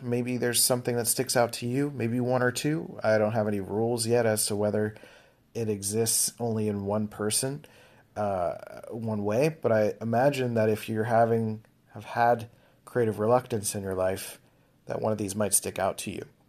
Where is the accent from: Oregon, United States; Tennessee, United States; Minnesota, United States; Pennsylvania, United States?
Pennsylvania, United States; Philadelphia; I grew up in Philadelphia.